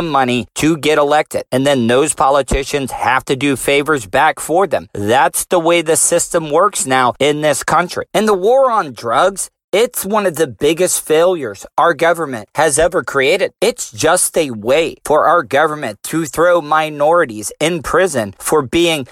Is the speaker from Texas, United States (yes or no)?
no; DeLeon Springs, Florida, United States; me and my boys growing up in De Leon Springs